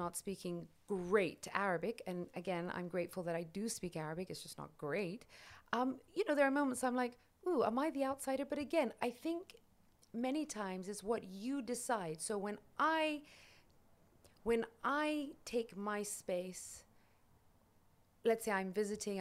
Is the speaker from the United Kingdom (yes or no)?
yes; London, United Kingdom; born and raised in London, in England